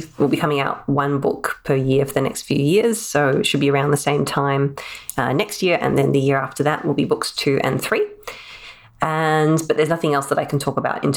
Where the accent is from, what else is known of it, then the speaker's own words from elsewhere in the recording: Australia; as Australian writers